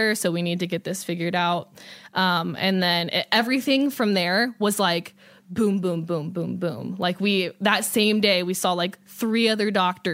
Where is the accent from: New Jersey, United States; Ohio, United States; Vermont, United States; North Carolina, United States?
Ohio, United States; I'm from Ohio.